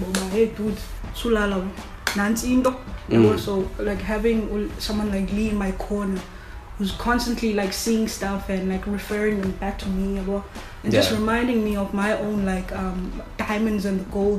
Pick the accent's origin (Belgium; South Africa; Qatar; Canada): Qatar; Bro, I'm from Qatar. I get bored doing one thing